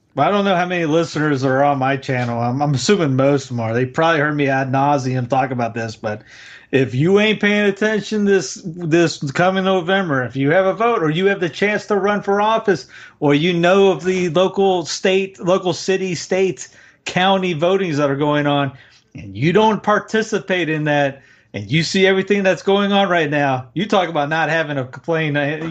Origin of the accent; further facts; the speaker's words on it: the South, United States; I'm a Southerner